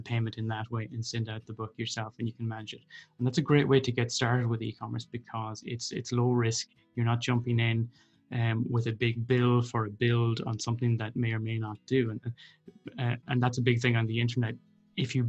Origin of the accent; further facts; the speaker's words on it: North Roscommon, Connacht, Ireland; moved away as an adult; also born or lived in Dublin; now in Galway, Ireland; I'm originally from North Roscommon